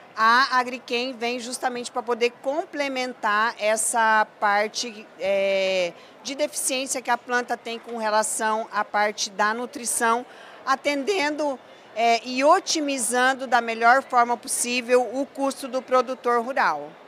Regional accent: Cornélio Procópio, Paraná, Brazil; moved away as an adult; also born or lived in Ubiratã, Paraná / Mato Grosso; now in São Paulo, Brazil; Sou natural do Paraná, mas eu fiz a minha carreira profissional praticamente toda no Mato Grosso

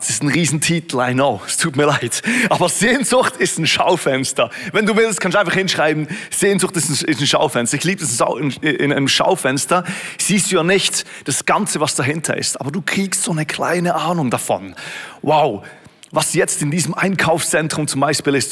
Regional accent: Switzerland; In Beatenberg, Berner Oberland, etwa so eine Stunde von wo ich aufgewachsen bin

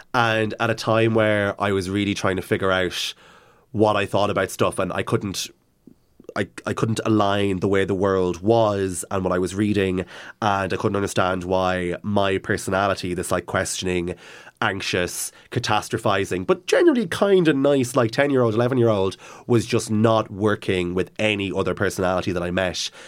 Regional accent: Cavan, Ulster, Ireland; growing up in Cavan

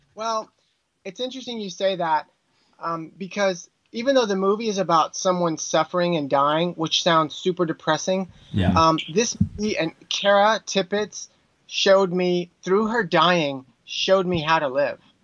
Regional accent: Texas, United States; also born or lived in New York City, United States; now in Burbank, United States; I'm from Texas

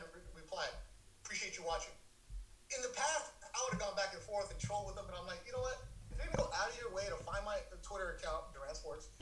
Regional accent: Carson, California, United States; born and raised in Carson, right there by StubHub Center.

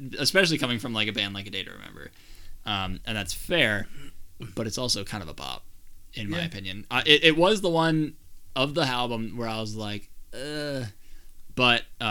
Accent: Minnesota, United States; We're from Minnesota, where it snows most months of the year.

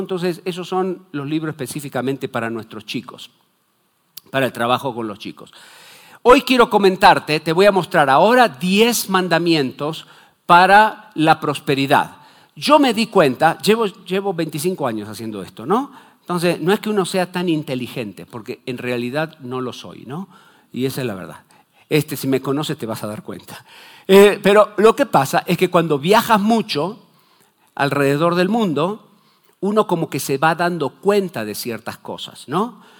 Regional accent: Argentina

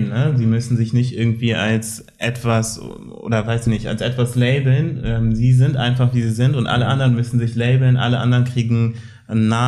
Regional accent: Germany; Ich habe auch einen deutschen Pass. Ich bin auch Deutscher. Ich bin, Uwe, ich bin auch Deutscher.

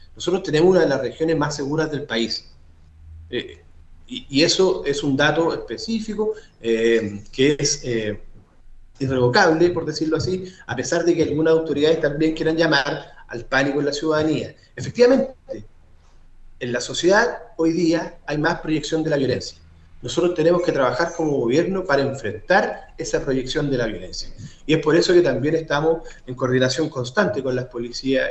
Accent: southern Maule, Chile; Nosotros, los que somos del Maule

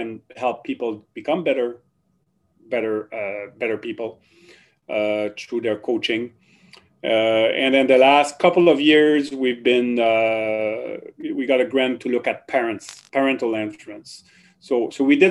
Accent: Drummondville, Quebec, Canada; accent: French; first language French; English is a second language; moved away as an adult; also born or lived in Ottawa; now in Kingston, Canada; I was born in Quebec, the province of Quebec. And so I grew up speaking French, and I did everything in French in Quebec

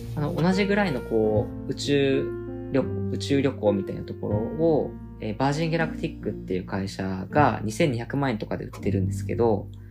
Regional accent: Kumamoto, Japan; now in Tokyo, Japan; 自分が熊本出身っていうところもあって今東京にいる

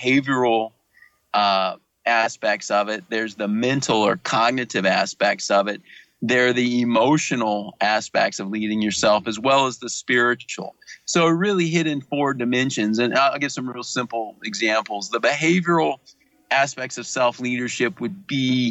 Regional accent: Louisiana, United States; I'm from Louisiana

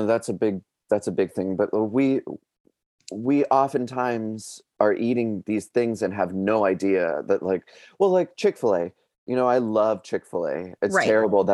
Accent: Pennsylvania, United States; I'm from Pennsylvania

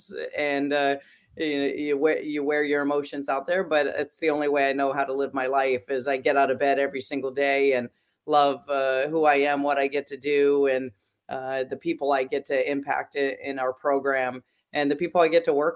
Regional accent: Iowa, United States; moved away as an adult; now in Maryland, United States; I grew up in Iowa, and I even played up through eighth grade, the 6-on-6

